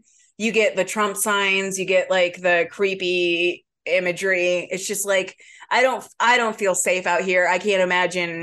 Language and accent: English; Lafayette, Indiana, United States; moved away; we grew up in Lafayette, Indiana